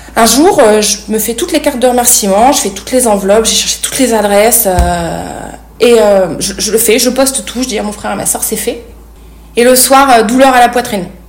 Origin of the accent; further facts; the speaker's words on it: Clermont-Ferrand, Auvergne-Rhône-Alpes, France; moved away as an adult; also born or lived in Paris; je quitte ma ville natale Clermont-Ferrand